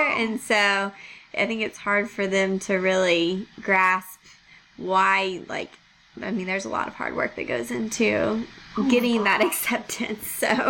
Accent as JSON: {"language": "English", "region": "Georgia", "country": "United States", "said": "I'm from Georgia"}